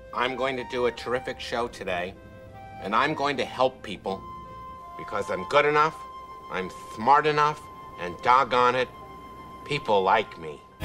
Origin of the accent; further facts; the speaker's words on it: United States; being an American and being here in this country